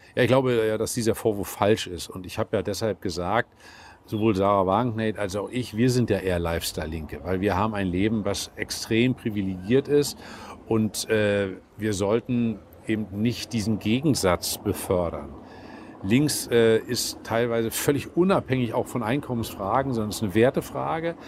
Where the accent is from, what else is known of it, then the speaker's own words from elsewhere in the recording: Mecklenburg-Vorpommern, Germany; Ich komme, wie gesagt, aus Mecklenburg-Vorpommern